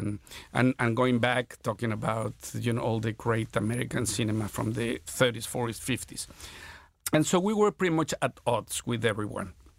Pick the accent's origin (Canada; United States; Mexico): Mexico; Mexico City; I was born in Mexico City in sixty-one